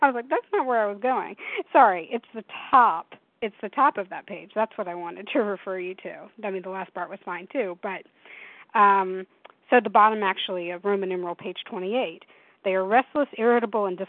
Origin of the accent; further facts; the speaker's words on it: Tennessee, United States; now in Washington, United States; when I was 15 growing up in Tennessee